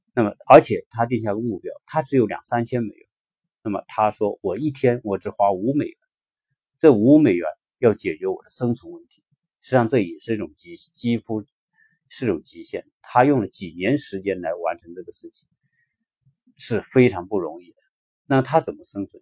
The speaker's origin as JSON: {"language": "Chinese", "country": "China", "said": "我们中国人"}